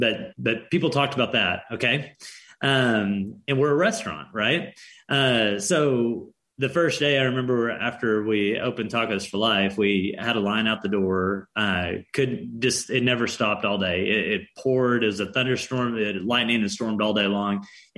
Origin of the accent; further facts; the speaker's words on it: Arkansas, United States; also born or lived in Southern California; We lived in Southern California for a time. We're both from Arkansas. That's where we're based out of now.